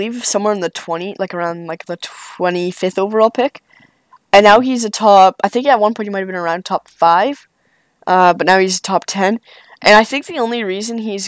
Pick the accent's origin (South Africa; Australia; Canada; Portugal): Canada; Manitoba; I was born in Manitoba